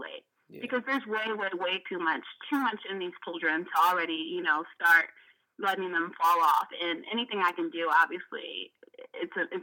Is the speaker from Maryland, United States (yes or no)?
yes; Montgomery County, Maryland, United States; I'm from Montgomery County, so obviously I got to go in a good school system